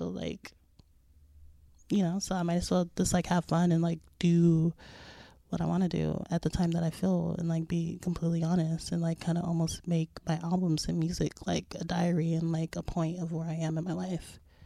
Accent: Las Vegas, Nevada, United States; moved away as an adult; now in New York, United States; growing up in Vegas

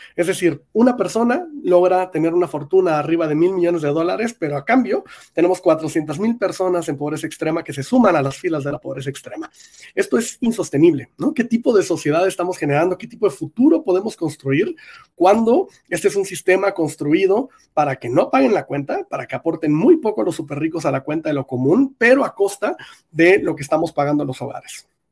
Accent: Mexico

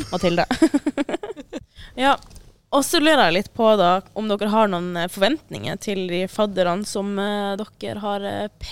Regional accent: Northern Norway, Norway; altså selv om jeg er fra Nord-Norge, så er det liksom sånn distanse på åtte timer, liksom.

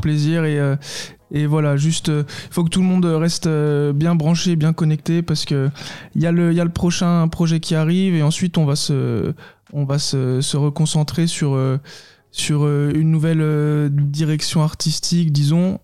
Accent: Saône-et-Loire, Bourgogne-Franche-Comté, France; On est on est originaire de Saône-et-Loire à la base

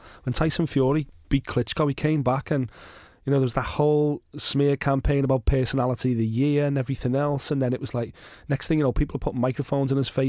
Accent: United Kingdom; I'm a British fight fan at my core, and I wanted a British world champion to lose because of that video.

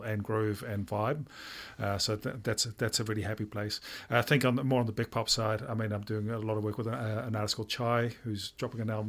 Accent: Netherlands; now in Auckland, New Zealand; I'm from Holland

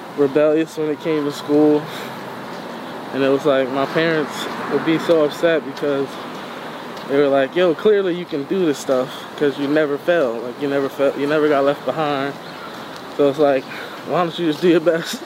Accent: Philadelphia, Pennsylvania, United States; I'm from West Philly

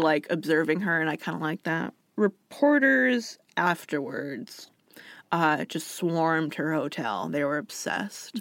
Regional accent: Alaska, United States; moved away as an adult; also born or lived in Washington; I was from somewhere else. I was from Alaska.

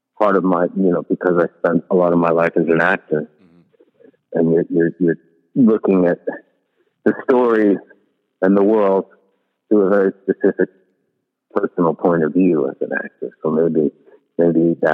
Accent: New York, United States; as a New Yorker

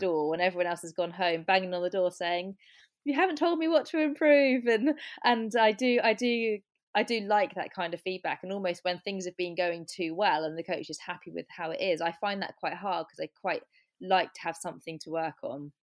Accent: Cornwall, South West England, United Kingdom; I grew up in Cornwall

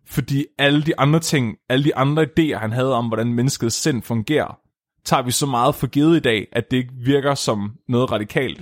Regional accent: Nyby, Tåsinge, Southern Denmark, Denmark; moved away; mit barndomshjem i Ny Nyby

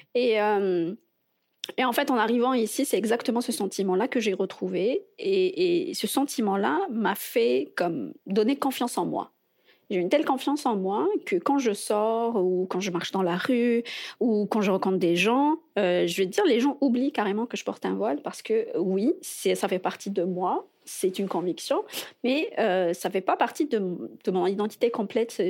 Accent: Algiers, Algiers Province, Algeria; moved away as an adult; now in Montreal, Canada; ça va faire cinq ans que je suis à Montréal. je viens d'Alger

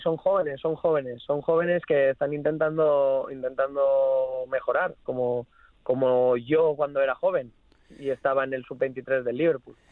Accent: Nules, Valencian Community, Spain; now in England; toda mi gente allí en, mi pueblo, Nules

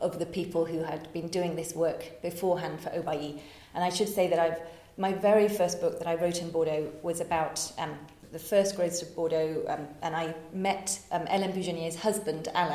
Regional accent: Oxford, South East England, United Kingdom; moved away as an adult; also born or lived in Japan / Hong Kong; now in France; I was born in Oxford

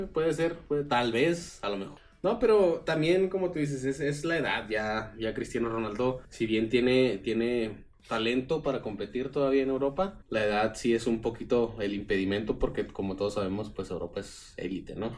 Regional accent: Jalisco, Mexico; somos los tres de Jalisco

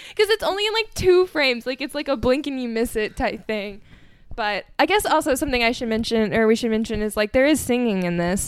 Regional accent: United States; as an American

